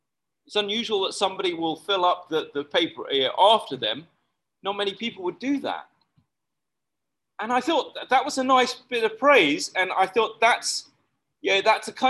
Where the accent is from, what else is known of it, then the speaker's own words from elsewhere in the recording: United Kingdom; now in Malaysia; As a British person